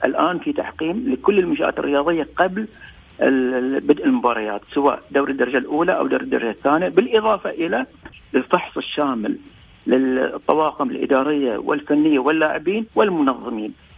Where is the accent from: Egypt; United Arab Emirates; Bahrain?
Bahrain; إحنا عندنا في البحرين الآن